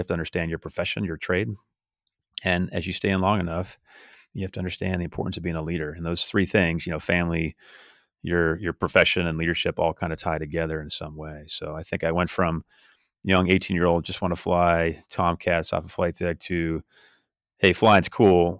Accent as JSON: {"language": "English", "region": "California", "country": "United States", "tie": "born or raised there", "said": "I grew up in California"}